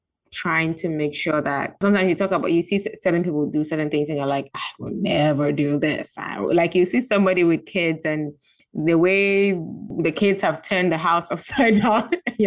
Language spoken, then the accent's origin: English; Gambia; also born or lived in Ghana; I'm from Ghana, but I grew up in Gambia